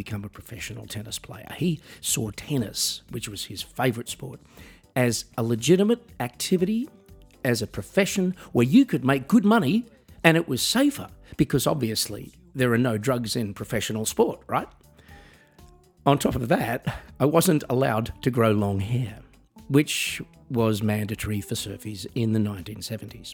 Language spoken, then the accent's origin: English; Australia; moved away as an adult; now in Germany; I'm from Australia. I'm a musician. I live in Germany.